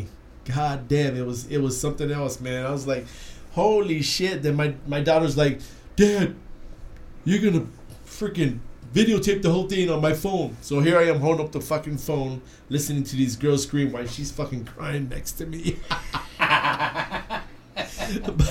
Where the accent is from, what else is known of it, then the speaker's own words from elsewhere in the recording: Cleveland, Ohio, United States; now in Phoenix, United States; I'm originally from Cleveland, the rock and roll city